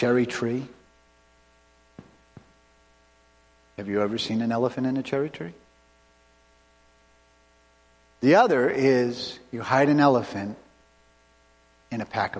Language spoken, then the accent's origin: English; Cape Cod, Massachusetts, United States; I grew up on Cape Cod